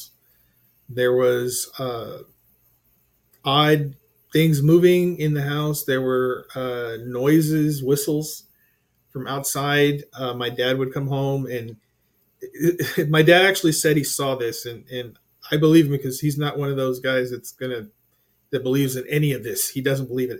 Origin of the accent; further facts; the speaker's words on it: Corpus Christi, Texas, United States; also born or lived in Alice, Texas; I was born in Alice, Texas